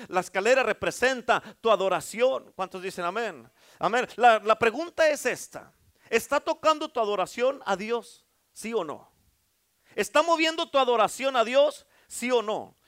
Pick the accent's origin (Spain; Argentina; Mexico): Mexico; Durango; soy de Durango